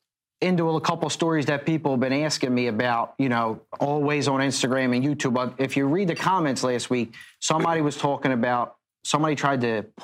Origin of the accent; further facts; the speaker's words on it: Philadelphia, Pennsylvania, United States; moved away as an adult; also born or lived in Florida; We came from Florida back to South Philly